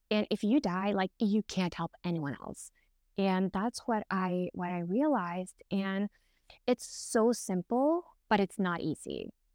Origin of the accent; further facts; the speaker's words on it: Norway; I'm from Norway